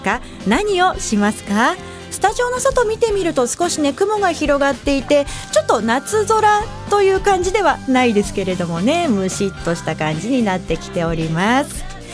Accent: Kodaira, Tokyo, Japan; 小平出身のフリーアナウンサー

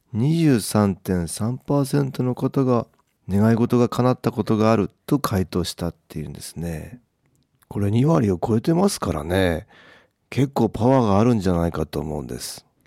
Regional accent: Hokkaido, Japan; 私は北海道出身なので

